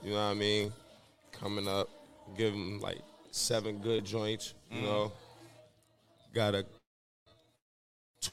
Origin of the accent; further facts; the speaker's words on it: New York City, New York, United States; I'm from Marcy Projects, you know what I mean? Brooklyn